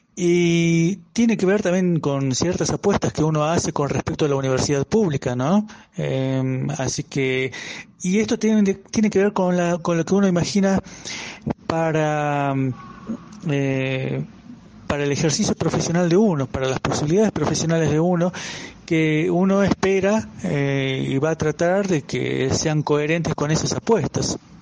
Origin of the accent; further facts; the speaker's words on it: Argentina; moved away as an adult; now in Colombia; provengo de Argentina